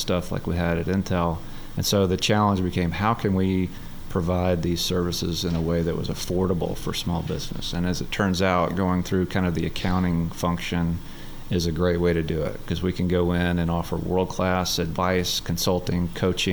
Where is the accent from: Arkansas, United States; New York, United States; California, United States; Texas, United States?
Arkansas, United States; North Little Rock; that's my hometown.